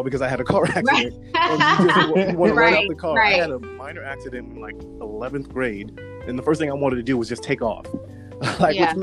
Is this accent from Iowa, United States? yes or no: no; New York, United States; I grew up in New York